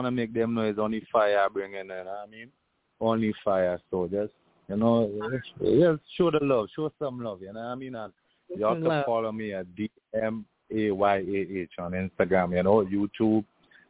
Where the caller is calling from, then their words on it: Brooklyn, New York, United States; We're calling from Brooklyn, you know? Brooklyn, New York.